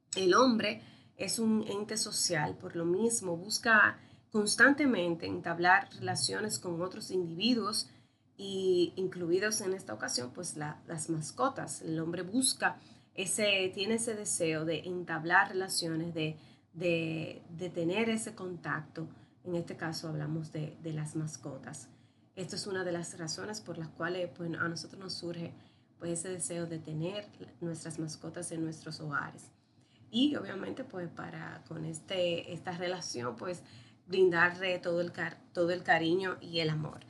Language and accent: Spanish; Dominican Republic; Soy médico veterinario de la República Dominicana